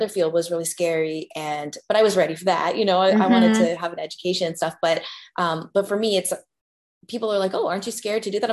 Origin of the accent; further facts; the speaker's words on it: Canada; a Canadian, like a teenage singer back in the day